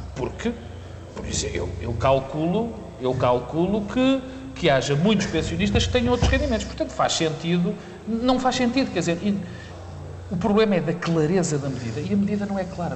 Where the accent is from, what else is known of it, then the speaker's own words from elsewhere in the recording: Porto, Norte, Portugal; moved away; also born or lived in Lisbon; estar aqui no Porto, que é a minha terra